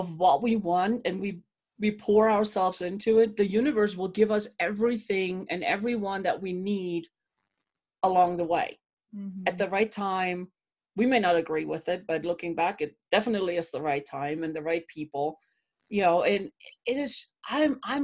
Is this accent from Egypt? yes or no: no; Germany; moved away as an adult; now in Colorado Springs, United States; Born and raised in Germany where it's cold and wet